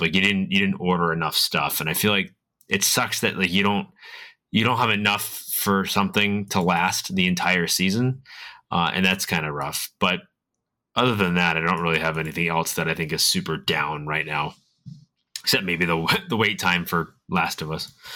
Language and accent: English; Massachusetts, United States; I'm from New England. I'm from Massachusetts.